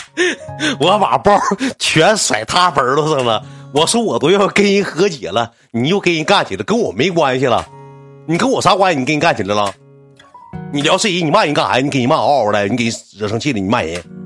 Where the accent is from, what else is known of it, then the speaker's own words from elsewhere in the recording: Qitaihe, Heilongjiang, China; 我跳到茄子河区里上高中